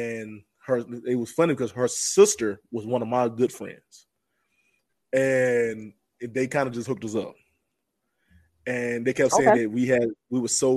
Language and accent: English; the South, United States; I'm from the South